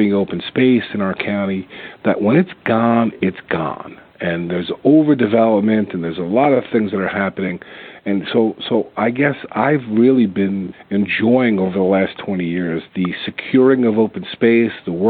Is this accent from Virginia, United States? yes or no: no; Roselle Park, New Jersey, United States; also born or lived in Elizabeth, New Jersey; So I grew up in Elizabeth till I was about 10 years old, moved to Roselle Park, and spent the most of my childhood in middle school and high school in Roselle Park